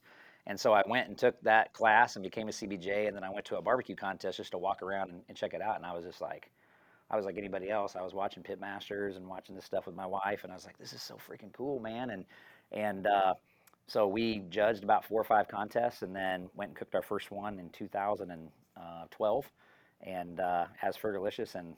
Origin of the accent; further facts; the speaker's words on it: Topeka, Kansas, United States; now in Gardner, United States; I grew up in Topeka, Kansas